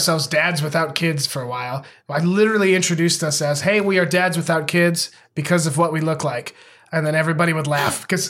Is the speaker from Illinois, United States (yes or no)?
no; Montana, United States; growing up in Montana